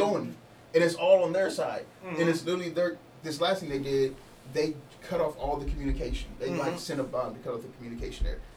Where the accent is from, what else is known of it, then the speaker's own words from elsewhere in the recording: United States; I'm American